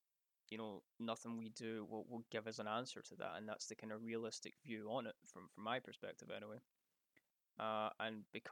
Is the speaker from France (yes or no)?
no; Scotland, United Kingdom; because I'm Scottish